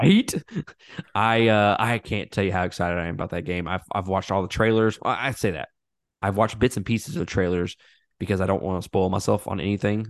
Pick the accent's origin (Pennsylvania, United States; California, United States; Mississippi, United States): Mississippi, United States; I'm from Mississippi